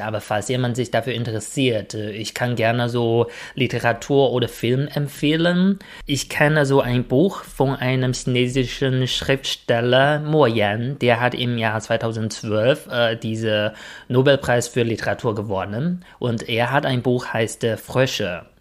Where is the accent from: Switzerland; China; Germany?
China; moved away; als ich ein Kind war, haben wir so in, äh, ein Hutong gewohnt, also eine Gasse